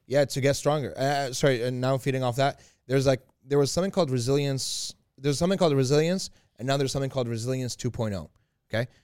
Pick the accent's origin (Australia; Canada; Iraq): Iraq; moved away; I was born in Iraq